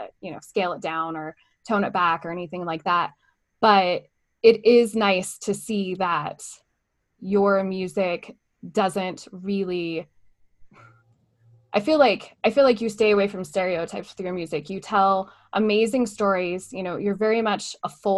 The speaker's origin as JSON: {"language": "English", "region": "Southern California", "country": "United States", "tie": "born or raised there", "said": "I grew up in Southern California"}